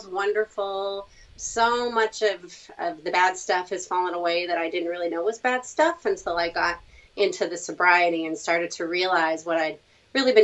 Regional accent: Virginia, United States; also born or lived in Colorado / California / Indiana; now in Florida, United States; I was born and raised in Virginia, but I've moved around a lot.

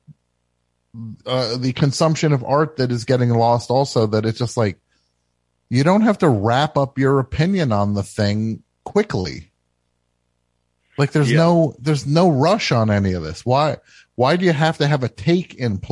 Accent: New Jersey, United States; I am from New Jersey

